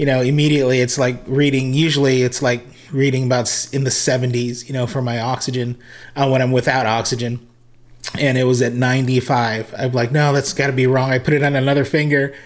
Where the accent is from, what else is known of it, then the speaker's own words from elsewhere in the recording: Hawaii, United States; moved away; also born or lived in Las Vegas, Nevada / Redding, California; I was originally from Hawaii and born and raised as a musician